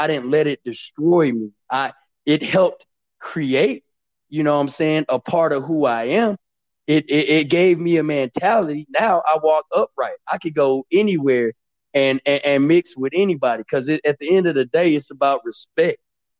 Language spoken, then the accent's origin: English; Killeen, Texas, United States; also born or lived in Louisiana; I grew up in Killeen, Texas. I really grew up all around the world. I was born in Louisiana, you know, Army brat. So we moved around, spent a lot of time in Louisiana because my mom's wanted to be close to her family.